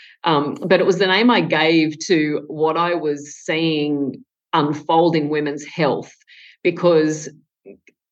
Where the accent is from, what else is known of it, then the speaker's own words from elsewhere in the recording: Tamworth, New South Wales, Australia; I grew up in Tamworth in country New South Wales in Australia